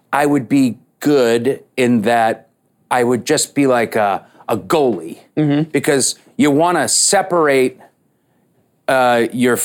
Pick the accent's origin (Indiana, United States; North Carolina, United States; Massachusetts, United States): Massachusetts, United States; Boston; I grew up in Boston